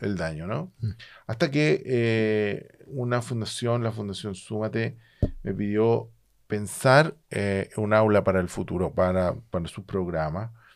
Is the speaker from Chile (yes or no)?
yes; Chile; yo vengo de Chile